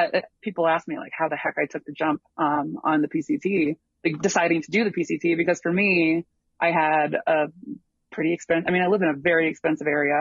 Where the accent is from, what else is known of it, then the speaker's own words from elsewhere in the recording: Tuscola, Illinois, United States; moved away; also born or lived in Chicago; I'm from a really tiny little, like, farm town